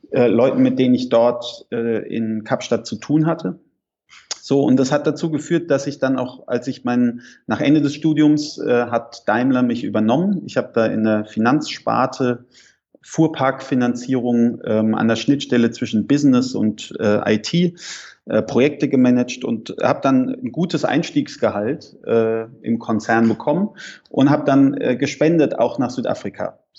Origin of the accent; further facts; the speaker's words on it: Heidelberg, Baden-Württemberg, Germany; ich bin in Heidelberg aufgewachsen, in Süddeutschland